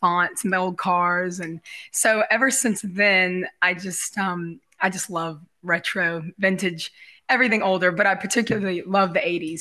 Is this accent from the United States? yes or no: yes; Gulf Coast, United States; growing up on the Gulf Coast.